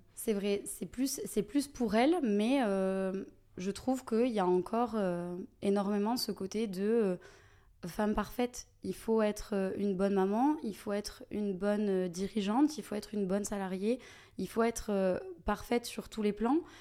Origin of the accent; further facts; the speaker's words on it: Toulouse, Occitania, France; toulousaine, Déjà, euh, de base, euh, j'ai jamais euh, quitté la ville rose. j'ai toute ma famille ici, j'ai vraiment mes racines